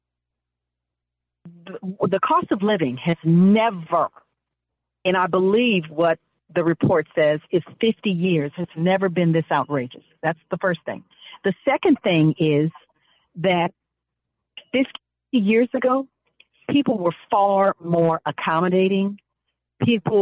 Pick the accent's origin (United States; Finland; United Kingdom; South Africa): United States; Pasadena, California; also born or lived in Altadena; When we grew up in Altadena, Pasadena